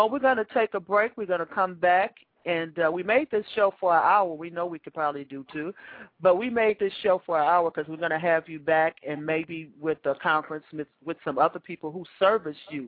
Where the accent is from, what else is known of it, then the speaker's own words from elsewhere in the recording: Chicago, Illinois, United States; I grew up in Wentworth Gardens